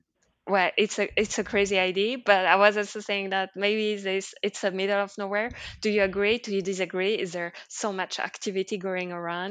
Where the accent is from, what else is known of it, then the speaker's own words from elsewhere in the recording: Liège, Wallonia, Belgium; also born or lived in Brussels; Liège, my hometown, which is a city smaller than Brussels, but still a city